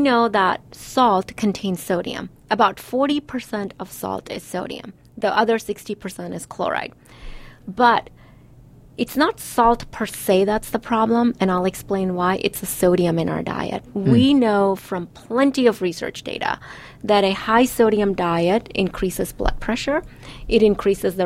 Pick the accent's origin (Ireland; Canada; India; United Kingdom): India; I'm Indian and we use oil in everything